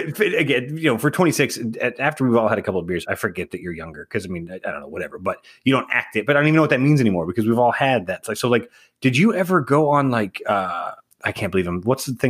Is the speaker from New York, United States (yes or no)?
no; Buda, Texas, United States; I was born and raised in Austin, but I wasn't. I was technically in Buda